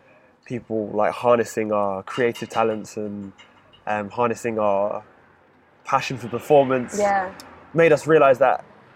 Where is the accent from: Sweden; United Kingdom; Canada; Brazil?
United Kingdom; Oxford, South East England; I'm from Blackburn Leeds